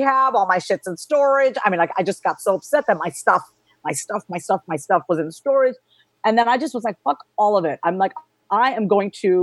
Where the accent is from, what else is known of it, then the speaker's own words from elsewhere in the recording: Long Island, New York, United States; moved away; also born or lived in Austin; I was born and raised on Long Island, New York